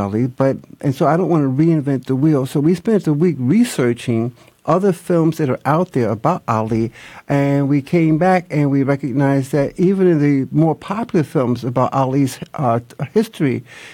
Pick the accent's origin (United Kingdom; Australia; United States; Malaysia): United States; New York City, New York; moved away; I'm originally from Harlem, New York, but I was here in the city of Atlanta